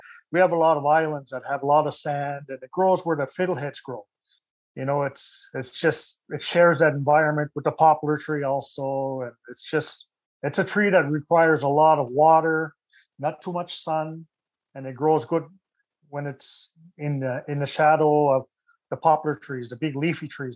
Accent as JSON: {"language": "English", "town": "Gesgapegiag", "region": "Quebec", "country": "Canada", "tie": "born or raised there", "said": "I was brought up on the Gaspé Peninsula in the Bay de Chaleur area on a Mi'kmaq community called the Gesgapegiag First Nation"}